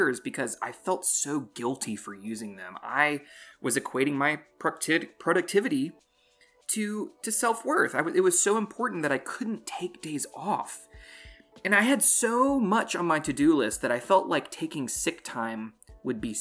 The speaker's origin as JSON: {"language": "English", "region": "North Carolina", "country": "United States", "said": "I'm from North Carolina"}